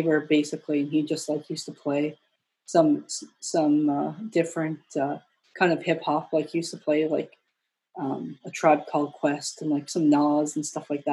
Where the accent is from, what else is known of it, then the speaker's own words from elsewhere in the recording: Torbay, Newfoundland and Labrador, Canada; It's like community, it's called Torbay